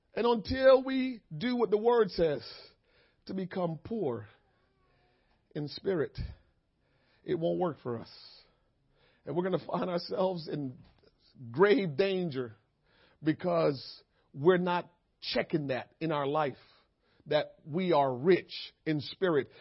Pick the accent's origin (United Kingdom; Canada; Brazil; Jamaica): Jamaica; moved away; a kid growing up in Jamaica